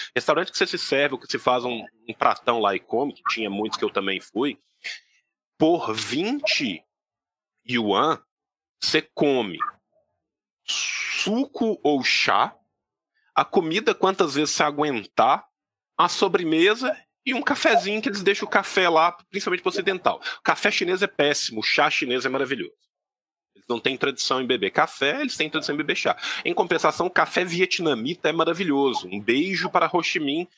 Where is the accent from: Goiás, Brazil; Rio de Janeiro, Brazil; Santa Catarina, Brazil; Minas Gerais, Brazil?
Minas Gerais, Brazil; Belo Horizonte; moved away; also born or lived in Beijing; eu sou de Belo Horizonte